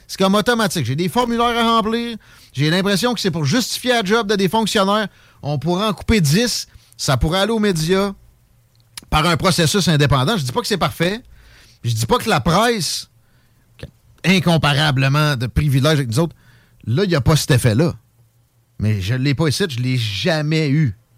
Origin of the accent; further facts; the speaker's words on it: Quebec, Canada; Moi, je suis un Gaspésien.